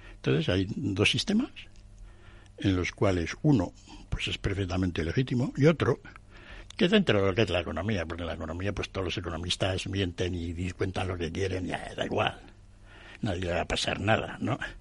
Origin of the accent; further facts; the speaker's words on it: Madrid, Community of Madrid, Spain; podríamos los, españoles, los madrileños